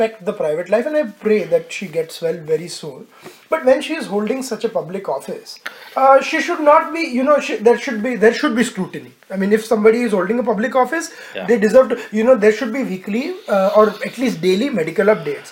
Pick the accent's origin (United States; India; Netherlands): India; Western India; We are the original West Indians before Columbus found West India